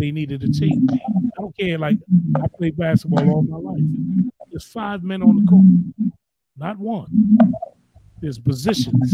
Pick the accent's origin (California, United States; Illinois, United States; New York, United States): New York, United States; New York City; my borough, my hometown of the Boogie Down Bronx